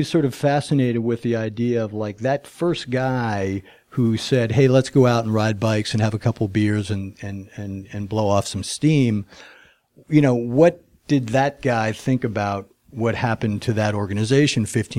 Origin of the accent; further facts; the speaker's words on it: New Jersey, United States; moved away as an adult; now in Los Angeles, United States; I came from New Jersey to LA on a motorcycle.